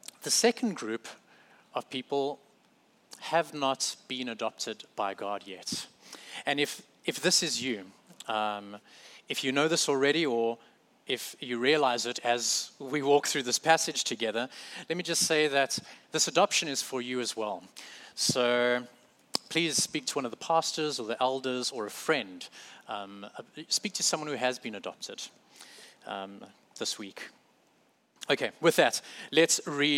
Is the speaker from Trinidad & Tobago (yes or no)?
no; South Africa; moved away as an adult; now in United States; I'm from South Africa